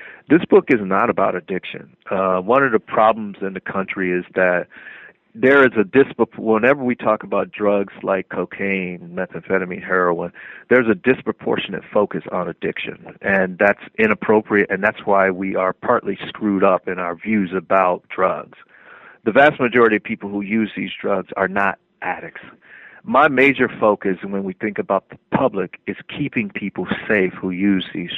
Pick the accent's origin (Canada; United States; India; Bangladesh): United States; Miami, Florida; moved away as an adult; I'm from Miami